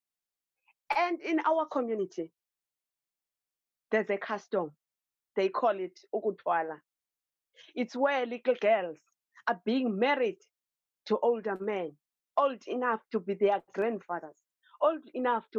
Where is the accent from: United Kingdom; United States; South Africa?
South Africa; Eastern Cape; now in Cape Town, South Africa; I grew up in the Eastern Cape. It's one of the provinces in South Africa.